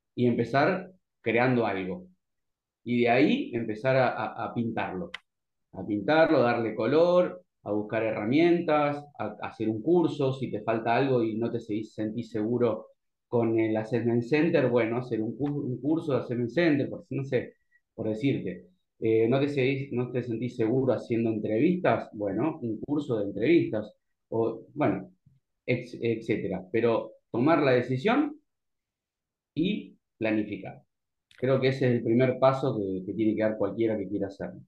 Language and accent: Spanish; Santa Fe, Argentina; moved away; yo soy de Santa Fe, por ejemplo, vivo acá